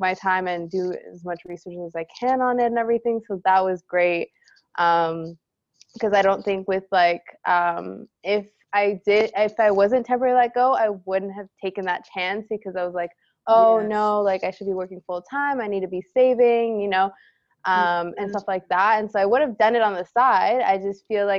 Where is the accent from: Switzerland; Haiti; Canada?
Canada; we're Canadian